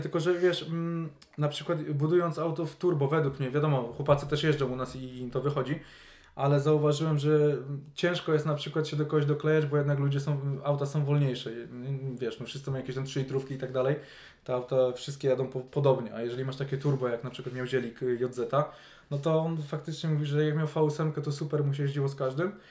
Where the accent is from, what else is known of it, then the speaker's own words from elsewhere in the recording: Poznań, Greater Poland, Poland; jesteśmy wszyscy z Poznania